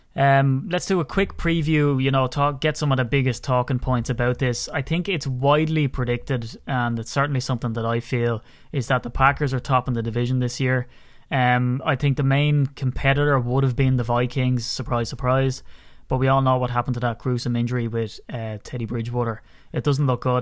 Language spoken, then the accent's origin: English; County Wicklow, Ireland; I'm from Wicklow.